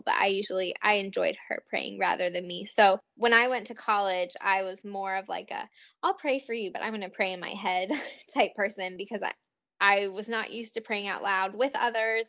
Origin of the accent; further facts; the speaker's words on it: the North, United States; now in Richmond, United States; I grew up in the North